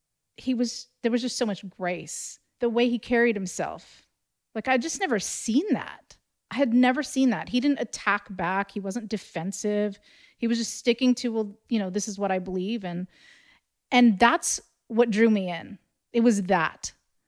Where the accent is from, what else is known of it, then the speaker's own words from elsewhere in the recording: California, United States; I grew up in California